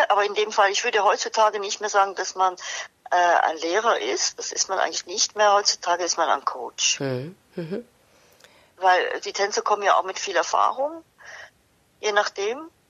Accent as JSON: {"language": "German", "town": "Basel", "region": "Basel-Stadt", "country": "Switzerland", "tie": "born or raised there", "said": "was ich eigentlich sehr mochte und auch äh, in meiner Heimatstadt Basel mein Abitur gemacht habe."}